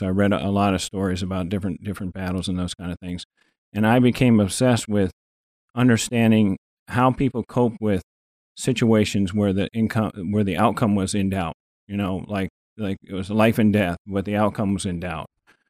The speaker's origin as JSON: {"language": "English", "town": "Quantico", "region": "Virginia", "country": "United States", "tie": "born there", "said": "I was born in Quantico, Virginia. My dad was a Marine for 34 years."}